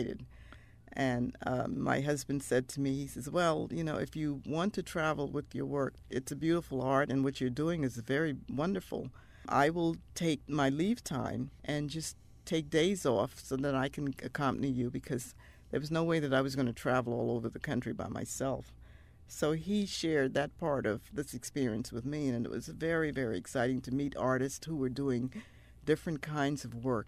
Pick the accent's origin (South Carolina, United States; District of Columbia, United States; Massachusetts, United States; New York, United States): South Carolina, United States; Mount Pleasant; I grew up in Mount Pleasant, which is north of the city of Charleston, where Gullah is spoken by descendants of Africans all the time, every day